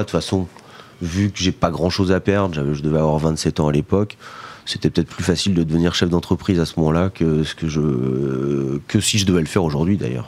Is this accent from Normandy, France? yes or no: no; Vannes, Brittany, France; je suis né à Vannes